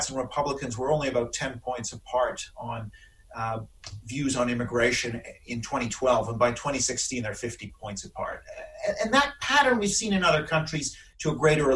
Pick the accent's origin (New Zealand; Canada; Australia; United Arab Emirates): Canada; moved away as an adult; now in London, United Kingdom; I do apologize for not having a British accent since I'm Canadian